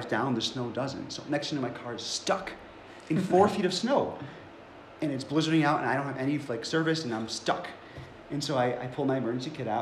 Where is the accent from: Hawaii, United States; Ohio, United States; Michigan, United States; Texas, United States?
Ohio, United States; Cleveland; moved away as an adult; also born or lived in Buffalo, New York; And I grew up in Cleveland